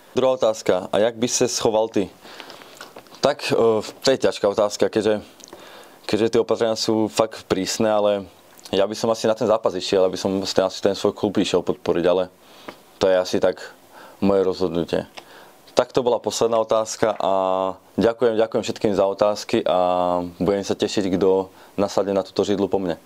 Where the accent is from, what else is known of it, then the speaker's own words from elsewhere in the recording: Banská Štiavnica, Banská Bystrica Region, Slovakia; now in Ostrava, Czech Republic; pochádzam z Banskej Štiavnice